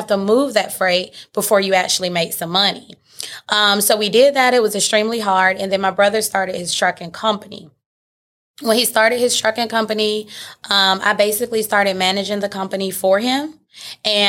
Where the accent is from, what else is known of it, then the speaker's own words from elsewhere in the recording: Atlanta, Georgia, United States; So I'm born and raised in Atlanta. I'm a Georgia peach